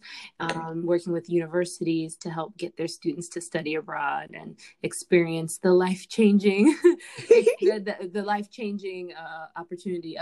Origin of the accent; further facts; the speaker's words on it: Fort Lauderdale, Florida, United States; moved away as an adult; also born or lived in New York / Virginia; now in Washington, D.C. area, United States; I am originally born in New York, but raised in South Florida. So I was raised in Fort Lauderdale